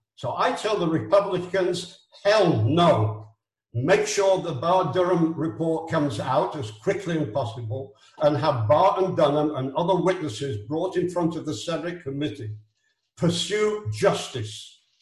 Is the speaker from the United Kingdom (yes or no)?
no; Israel; I'm from Israel. I'm not an American